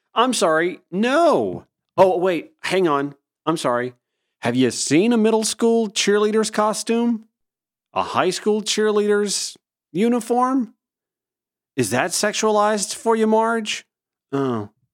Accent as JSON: {"language": "English", "region": "Georgia", "country": "United States", "tie": "born or raised there", "said": "I'm from Georgia. I grew up in rural Georgia"}